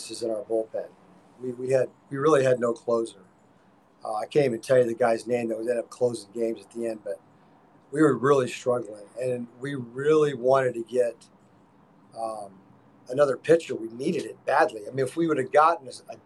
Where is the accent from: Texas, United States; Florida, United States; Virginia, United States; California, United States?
Florida, United States; Clearwater; I grew up in Clearwater